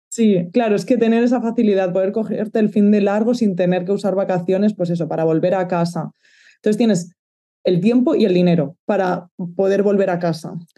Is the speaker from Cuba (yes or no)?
no; Valencia, Valencian Community, Spain; moved away as an adult; also born or lived in Barcelona; now in Netherlands; yo soy de Valencia